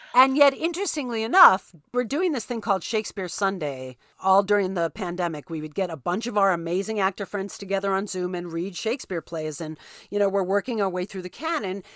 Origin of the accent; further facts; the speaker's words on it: New York, United States; I'm a New Yorker